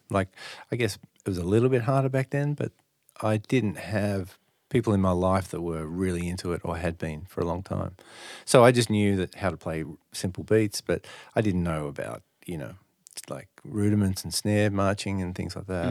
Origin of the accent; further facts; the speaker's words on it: Sydney, New South Wales, Australia; I grew up in the North Shore